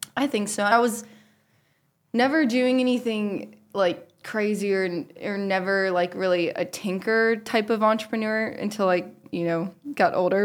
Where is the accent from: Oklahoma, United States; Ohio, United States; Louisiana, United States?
Ohio, United States; Powell; I grew up in Powell, Ohio